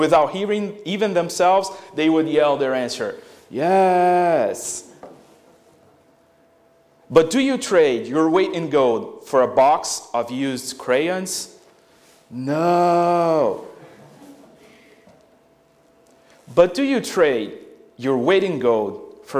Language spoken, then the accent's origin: English; Brazil; moved away; growing up in Brazil in the early 90s